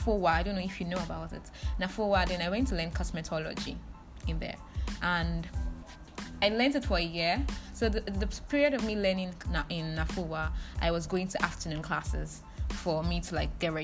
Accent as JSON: {"language": "English", "region": "Delta", "country": "Nigeria", "said": "I'm from Delta State"}